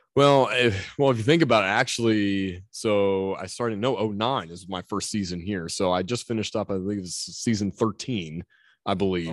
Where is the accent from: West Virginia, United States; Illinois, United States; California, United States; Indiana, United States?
West Virginia, United States; Mannington; I grew up in Mannington